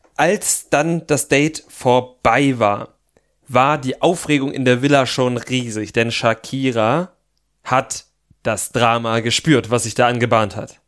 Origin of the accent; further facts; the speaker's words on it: Thuringia, Germany; moved away; aus meiner Jugend in Thüringen.